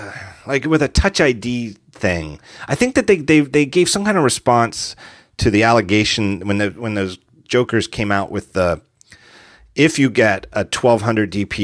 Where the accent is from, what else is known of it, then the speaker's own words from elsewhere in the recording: United States; I'm an American.